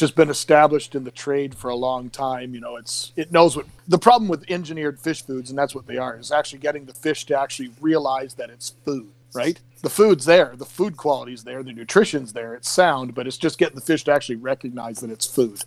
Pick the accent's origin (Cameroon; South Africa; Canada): Canada; I'm actually from another country. I'm from Canada